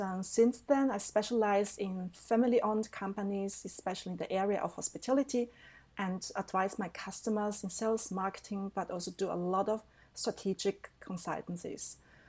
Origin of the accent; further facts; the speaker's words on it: Germany; also born or lived in Taiwan; I'm originally from Taiwan. So the little but very charming island next to China, to our big sister China. I came to Germany when I was 10 and I grew up with my aunt and uncle.